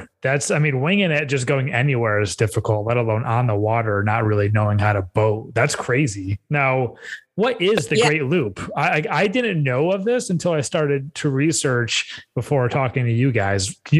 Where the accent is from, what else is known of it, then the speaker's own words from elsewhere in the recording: Utica, New York, United States; also born or lived in Buffalo; I was born in Utica, and which is right at the Erie Canal.